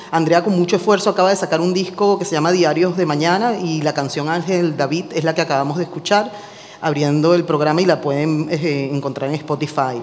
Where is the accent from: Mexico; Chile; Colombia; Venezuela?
Venezuela; now in Barcelona, Spain; Venezuela, mi país natal